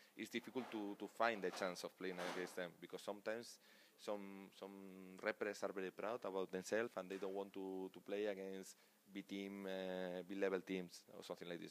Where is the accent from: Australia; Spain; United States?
Spain; English is a second language; moved away